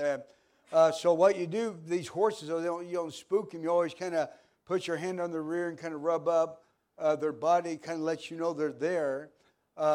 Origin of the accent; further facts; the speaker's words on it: Pittsburg, Kansas, United States; I grew up in Kansas, small town in Pittsburgh, Kansas.